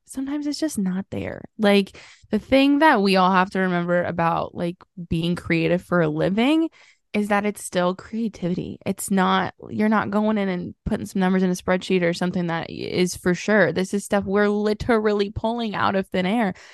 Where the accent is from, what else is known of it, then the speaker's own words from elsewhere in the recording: Southern Illinois, United States; I grew up in Southern Illinois